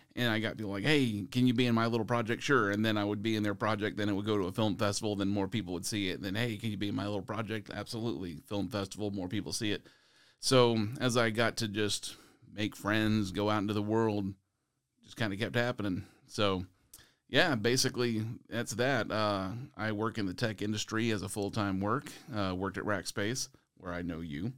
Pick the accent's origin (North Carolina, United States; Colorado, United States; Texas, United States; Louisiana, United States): Texas, United States; San Antonio; my hometown is here in San Antonio